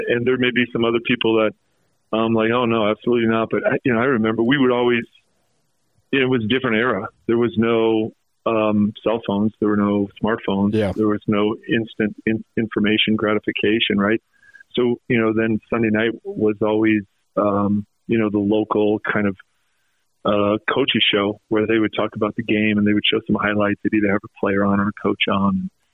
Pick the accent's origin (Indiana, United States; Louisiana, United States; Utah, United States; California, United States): Utah, United States; North Salt Lake or Bountiful; I grew up in in North Salt Lake or Bountiful